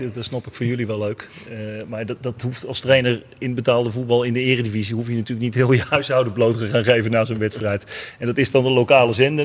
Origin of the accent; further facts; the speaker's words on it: Rotterdam, South Holland, Netherlands; wij als Rotterdammers